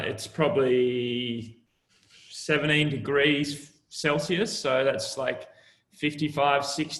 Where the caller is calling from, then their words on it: Sydney, New South Wales, Australia; Yeah, I'm coming from the future. Sat in my little office right here in Manly, Sydney, Australia.